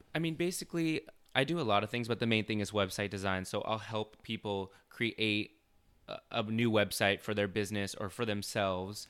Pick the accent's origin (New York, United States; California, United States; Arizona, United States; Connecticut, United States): Arizona, United States; Chandler; also born or lived in Ahwatukee, Phoenix, Arizona; I was born and raised in Chandler. Uh, I lived in Awatuki for my whole life, basically